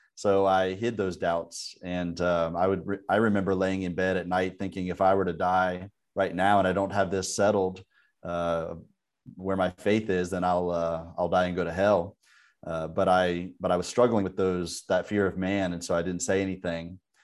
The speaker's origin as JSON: {"language": "English", "region": "Northern Virginia", "country": "United States", "tie": "born or raised there", "also_born_or_lived": "Pennsylvania", "moved": "as an adult", "lives_now": "El Progreso, Honduras", "said": "I grew up in the Northern Virginia area"}